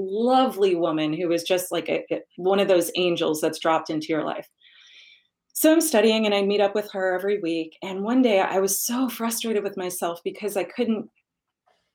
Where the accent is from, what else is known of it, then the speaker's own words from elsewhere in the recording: New York, United States; I am a New Yorker by birth, and I know that the only acceptable answer growing up in New York to how are you is busy.